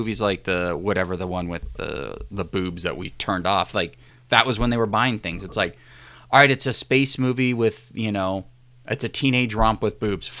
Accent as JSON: {"language": "English", "town": "New Orleans", "region": "Louisiana", "country": "United States", "said": "I'm from New Orleans."}